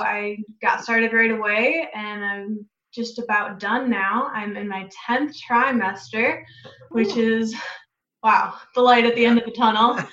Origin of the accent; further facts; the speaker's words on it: Wisconsin, United States; moved away as an adult; also born or lived in Iowa; now in Davenport, Iowa, United States; I am originally from Wisconsin